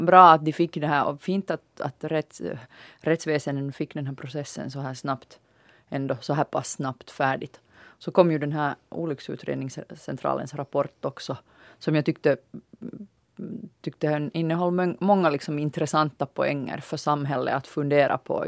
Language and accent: Swedish; Finland; vi finländare